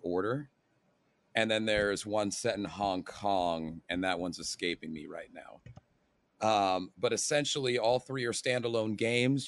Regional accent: United States; I'm an American

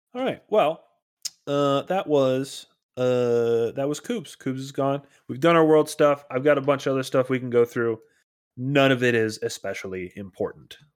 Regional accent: Minnesota, United States; I'm a Minnesotan

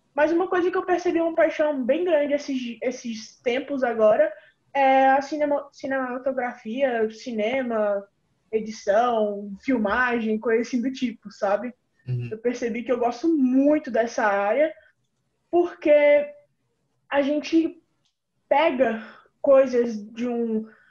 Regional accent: Brasília, Federal District, Brazil; eu sou de Brasília DF, a capital

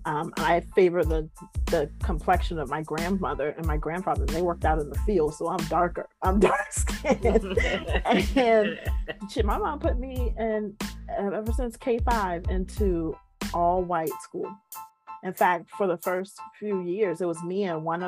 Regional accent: United States; I'm from the kingdom before I associate with myself that I'm from America

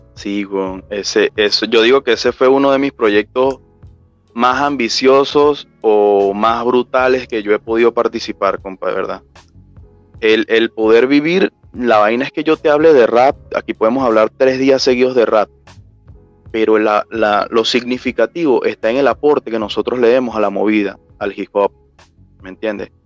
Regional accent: Betijoque, Trujillo, Venezuela; Yo soy de, de Betijoque, estado Trujillo

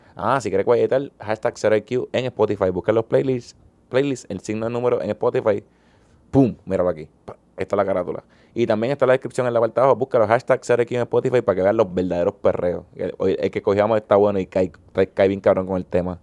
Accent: Puerto Rico; como los puertorriqueños

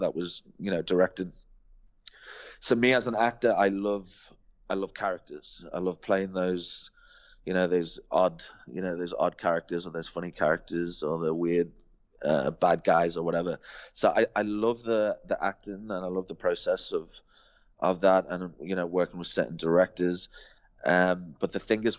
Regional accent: England, United Kingdom; now in South Africa; as an English guy

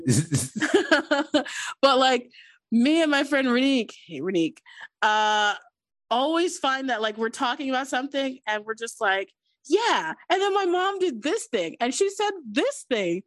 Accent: United States; I am American because I was born and raised in America, but like, my whole family is Caribbean

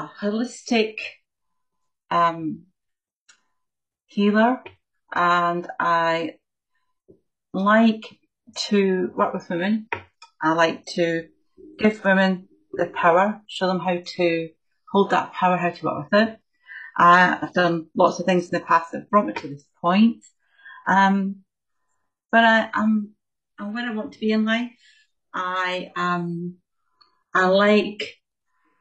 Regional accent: Scotland, United Kingdom; So I grew up in Scotland

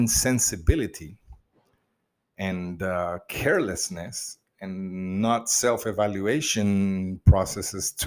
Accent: Mozambique; I grew up in Mozambique in the communist years

